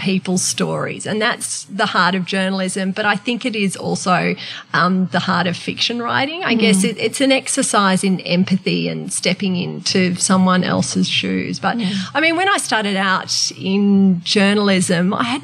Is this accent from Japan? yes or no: no; Sydney, New South Wales, Australia; And I was from Sydney.